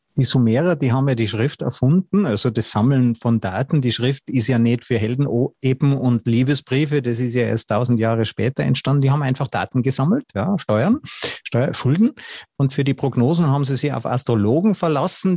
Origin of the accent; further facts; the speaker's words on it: Austria; als Österreicher